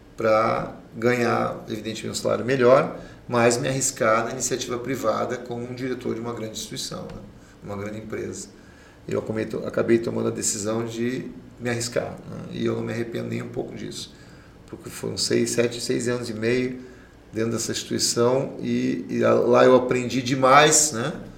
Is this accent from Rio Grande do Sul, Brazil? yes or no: yes; Caxias do Sul, Rio Grande do Sul, Brazil; also born or lived in Porto Alegre; a minha infância toda é lá em Caxias do Sul